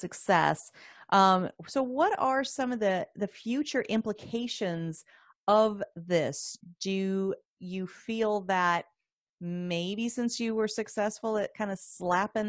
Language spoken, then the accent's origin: English; Arizona, United States; I'm from Arizona